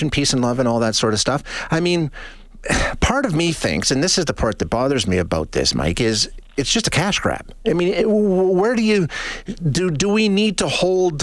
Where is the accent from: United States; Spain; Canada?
Canada; a guy like me growing up in Canada